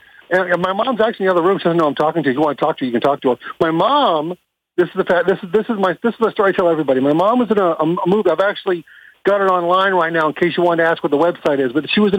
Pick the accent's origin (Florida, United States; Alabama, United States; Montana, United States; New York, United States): Florida, United States; Orlando; also born or lived in Hollywood, California; I'm from Orlando, Florida. I was born in Hollywood.